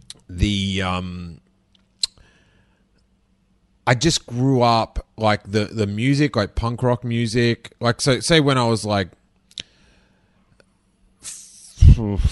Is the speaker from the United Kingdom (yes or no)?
no; Australia; moved away as an adult; now in United States; when I was little, because I was in Australia